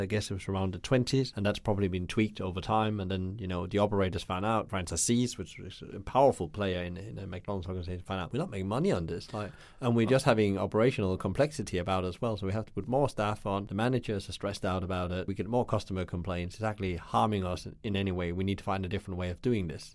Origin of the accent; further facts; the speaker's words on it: Denmark; where I come from Denmark